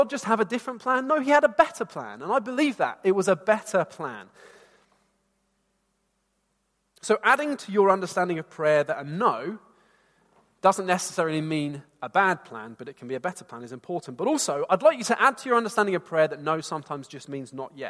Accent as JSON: {"language": "English", "town": "Bedford", "region": "East of England", "country": "United Kingdom", "tie": "born or raised there", "said": "I wanted to leave my hometown. And some of you here know Bedford"}